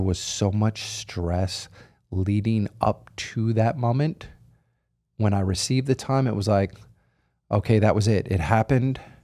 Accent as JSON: {"language": "English", "area": "outside of Philadelphia", "region": "Pennsylvania", "country": "United States", "tie": "born or raised there", "said": "I grew up outside of Philadelphia."}